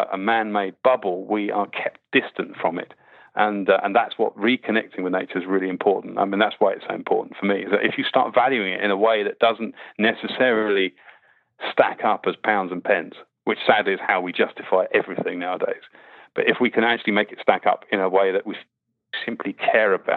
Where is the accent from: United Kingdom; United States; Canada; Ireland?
United Kingdom; Winnie the Pooh land, South East England; I grew up, weirdly enough, I grew up in Winnie the Pooh land